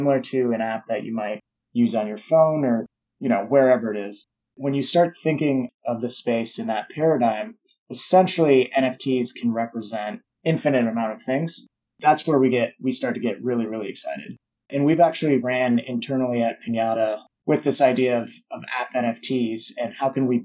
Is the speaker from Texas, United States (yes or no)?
no; Omaha, Nebraska, United States; I'm from Omaha, Nebraska